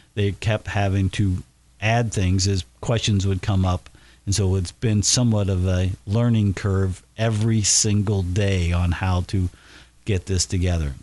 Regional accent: Batesville, Indiana, United States; as a youngster growing up in Batesville

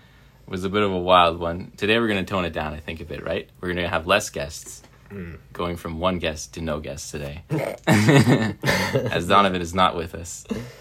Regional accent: Canada; We're from Canada.

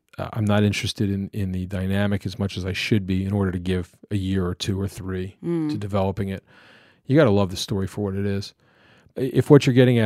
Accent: United States; moved away; I'm a suburban kid from outside of Washington, D.C.

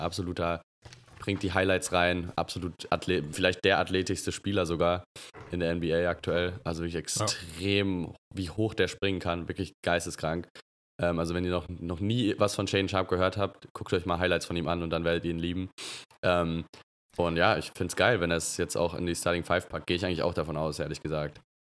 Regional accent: Germany; uns als, als Deutsche

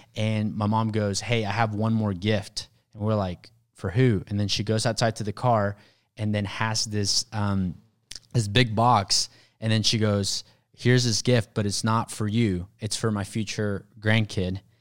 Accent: Mexico; moved away; I was actually born in Mexico.

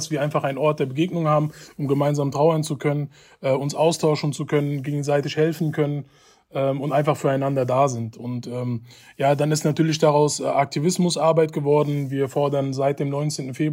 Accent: Hanau, Hesse, Germany; ich bin ähm, in Hanau geboren und aufgewachsen, bin, bin ein Kindheitsfreund von Ferhat Unwar, bin mit ihm gemeinsam aufgewachsen

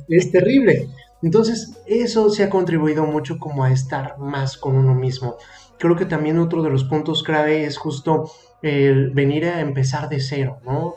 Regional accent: Mexico City, Mexico; moved away as an adult; now in Mérida, Mexico; yo soy de Ciudad de México

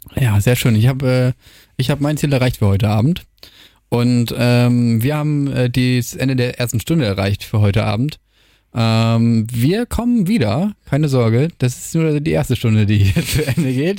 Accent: Germany; moved away as an adult; now in Wilhelmshaven, Germany; ich komme ja aus der Nähe von Hamburg

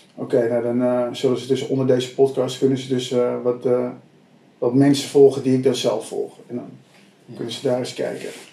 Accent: Abbekerk, North Holland, Netherlands; ik kom ook hm. uit een eh, dorpje Abbekerk met ongeveer 3000 mensen

